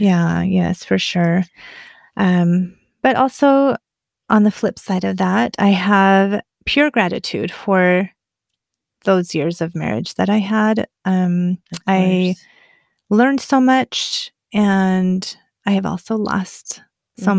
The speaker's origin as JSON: {"language": "English", "town": "Afton", "region": "Wyoming", "country": "United States", "tie": "born or raised there", "moved": "yes", "said": "growing up in Afton"}